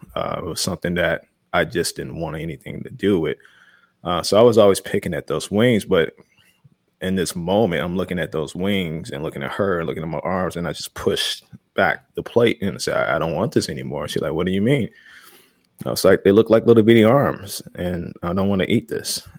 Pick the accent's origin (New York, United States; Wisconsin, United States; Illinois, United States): Illinois, United States; Chicago; I was that kid growing up in Chicago